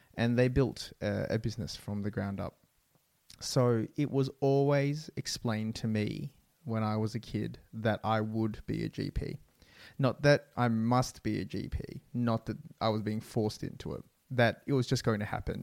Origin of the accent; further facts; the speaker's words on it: Australia; I am Vietnamese Australian. My parents are from Vietnam